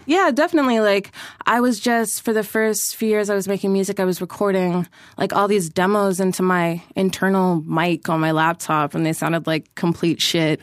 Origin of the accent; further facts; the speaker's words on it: Toronto, Ontario, Canada; I'm born and raised in Toronto